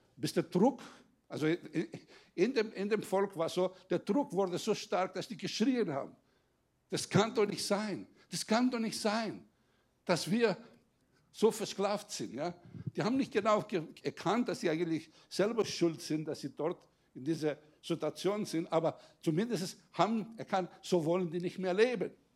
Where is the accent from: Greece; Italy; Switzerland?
Greece; now in Germany; ich als Grieche, der jetzt einen deutschen Pass hat